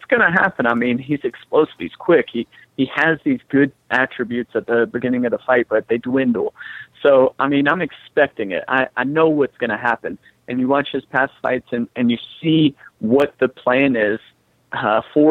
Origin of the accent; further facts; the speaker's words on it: United States; also born or lived in Las Vegas; I'm from Carolina